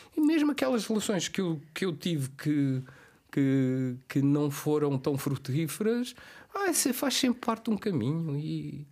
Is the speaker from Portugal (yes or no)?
no; Cape Verde; moved away; ir para Cabo Verde e estar uh, os meus últimos dias na minha terra